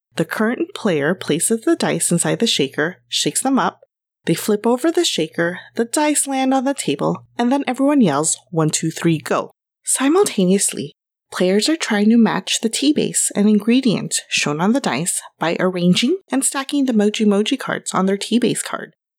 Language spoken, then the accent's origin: English; Los Angeles, California, United States; Growing up in Los Angeles